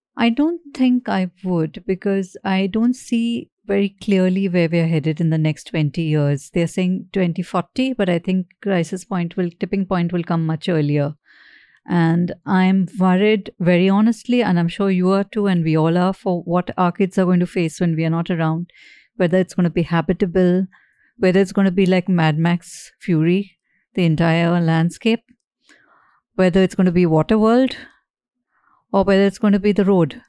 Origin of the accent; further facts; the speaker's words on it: Mumbai, Maharashtra, India; I grew up in Bombay